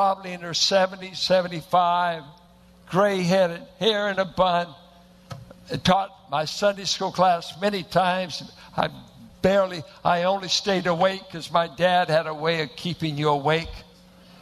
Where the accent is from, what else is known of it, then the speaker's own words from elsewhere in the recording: Richmond, California, United States; I went to a church that looked like it was planted in the hills of Oklahoma, a bunch of Arkies and Midwesterners in South Richmond